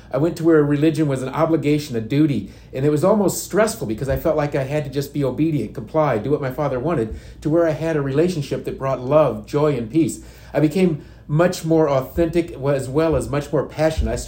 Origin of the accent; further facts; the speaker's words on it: Indiana, United States; now in Leesburg, United States; I was uh, born and raised in Indiana.